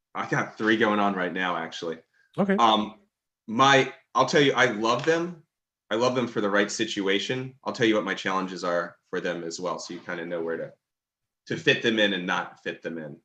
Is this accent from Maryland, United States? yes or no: yes; Maryland, United States; also born or lived in Baltimore; I grew up in Maryland